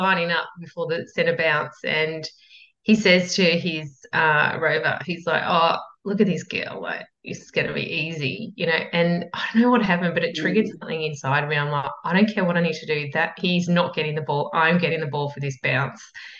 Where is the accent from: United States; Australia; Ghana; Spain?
Australia; Yarra Valley, Victoria; I grew up in the Yarra Valley, so regional Victoria